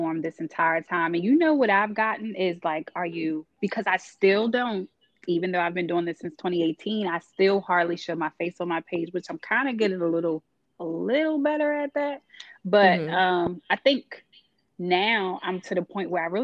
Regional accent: New York, United States; I'm from New York

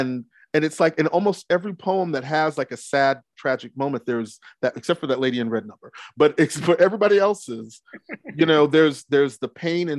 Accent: Brooklyn, New York, United States; born there; also born or lived in Texas; I'm first generation American. I was born in Brooklyn, but moved to Texas.

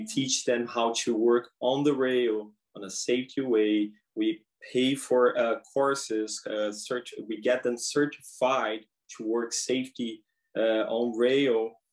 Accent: São Paulo, Brazil; moved away as an adult; now in Prince Rupert, Canada; I'm from Brazil. Uh, I'm from São Paulo, Brazil. I came to Rupert in April 21, and I came straight from Brazil

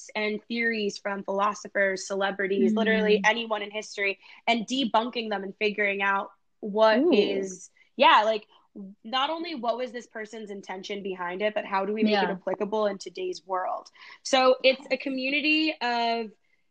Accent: New Jersey, United States; moved away as an adult; also born or lived in Los Angeles; I'm from Jersey

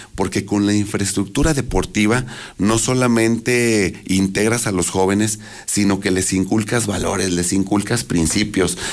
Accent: Aguascalientes, Mexico; yo nací en Aguascalientes, crecí en Aguascalientes

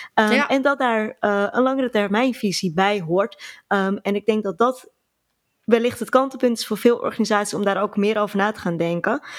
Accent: Alkmaar, North Holland, Netherlands; ik kom uit Alkmaar.

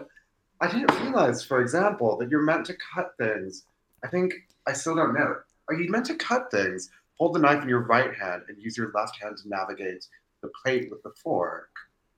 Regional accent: Seattle, Washington, United States; I was raised in Seattle by two first-generation immigrants

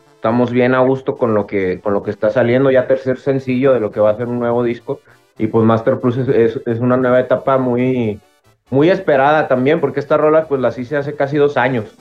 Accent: Guadalajara, Jalisco, Mexico; creciendo aquí en Guadalajara hay muchísima, muchísima influencia de la música de Sinaloa

